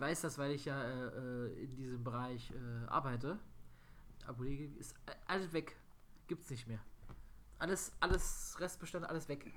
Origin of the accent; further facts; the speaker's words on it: Germany; als Deutscher